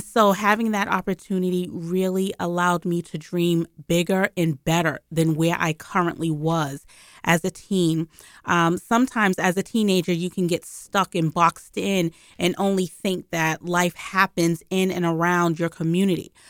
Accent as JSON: {"language": "English", "town": "Boston", "region": "Massachusetts", "country": "United States", "tie": "born or raised there", "said": "I grew up in Boston"}